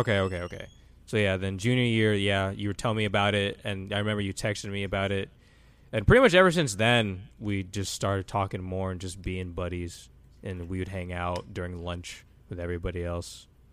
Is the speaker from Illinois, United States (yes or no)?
no; Austin, Texas, United States; also born or lived in Atlanta, Georgia / Cleveland, Ohio; Austin, Texas is where, I guess, I was raised the most 'cause that's where I lived most of my life there.